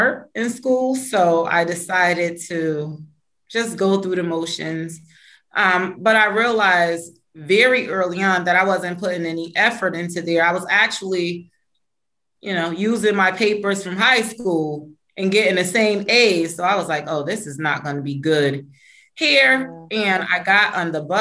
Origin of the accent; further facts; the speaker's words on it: New Haven, Connecticut, United States; I grew up right here in New Haven.